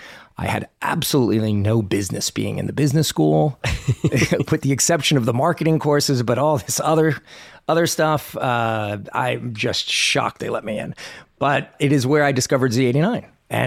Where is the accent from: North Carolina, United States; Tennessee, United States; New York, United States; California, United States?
New York, United States; New York City; now in Nashville, United States; I grew up in New York City